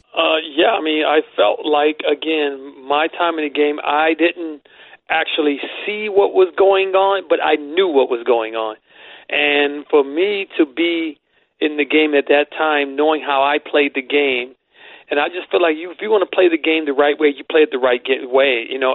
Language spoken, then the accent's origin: English; East Chicago, Indiana, United States; also born or lived in Cleveland; where I grew up and in Cleveland and in East Chicago